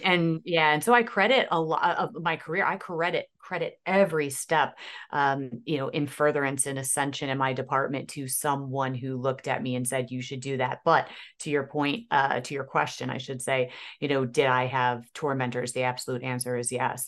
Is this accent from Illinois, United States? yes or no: yes; Aurora, Illinois, United States; I'm born and raised in Aurora, Illinois